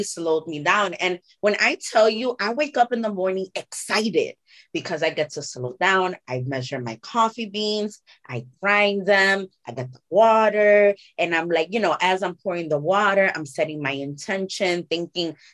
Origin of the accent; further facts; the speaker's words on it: New York, United States; I'm a New Yorker through and through